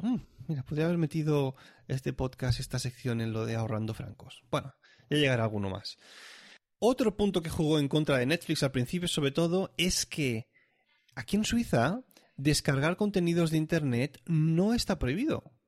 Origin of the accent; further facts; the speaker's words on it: Catalonia, Spain; now in Switzerland; yo ya, ya nací en Cataluña